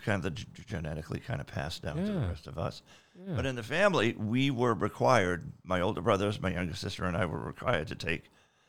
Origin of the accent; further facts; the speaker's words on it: South Portland, Maine, United States; I grew up in Maine.